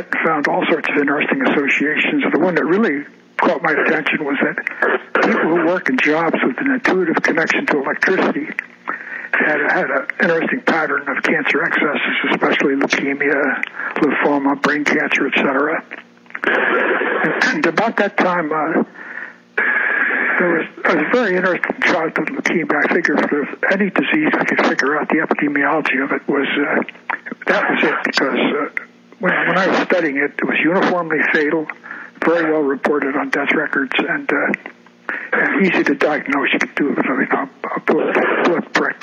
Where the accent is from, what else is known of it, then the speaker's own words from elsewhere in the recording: Albany, New York, United States; moved away as an adult; now in Olympia, United States; I grew up in Albany, New York. I was born at Albany Hospital in 1932.